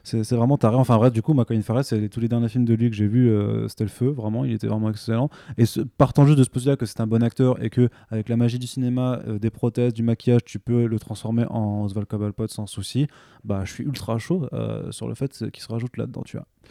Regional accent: Alsace, Grand Est, France; Je suis alsacien

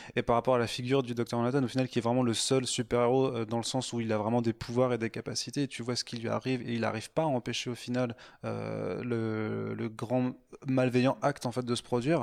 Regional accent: village near Strasbourg, Grand Est, France; je viens de Strasbourg, ah. D'un, petit village à côté

